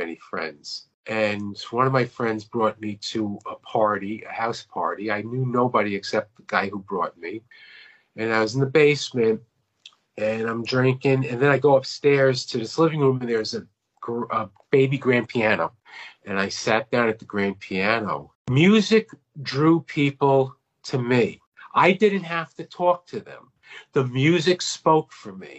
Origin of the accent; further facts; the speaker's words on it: Long Island, New York, United States; moved away as an adult; now in Myrtle Beach, United States; I'm from Long Island, New York, born and raised